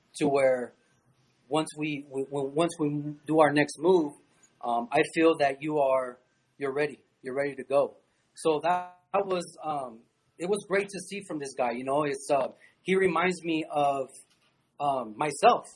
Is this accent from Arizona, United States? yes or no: yes; Arizona, United States; moved away as an adult; also born or lived in Tucson, Arizona; now in El Paso, United States; my home state. Um, maybe Phoenix, Arizona